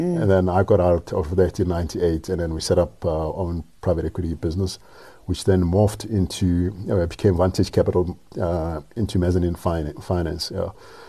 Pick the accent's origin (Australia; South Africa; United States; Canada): South Africa; Soweto, Gauteng; Yeah, I grew up in Soweto.